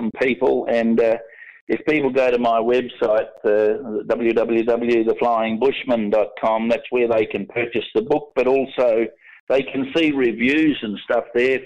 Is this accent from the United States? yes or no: no; Geraldton, Western Australia, Australia; also born or lived in Murchison, Western Australia; I was born and bred in Geraldton years ago